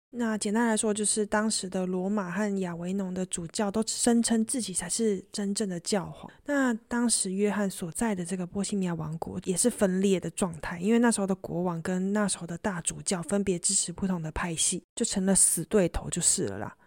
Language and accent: Chinese; Taiwan; 我来自台湾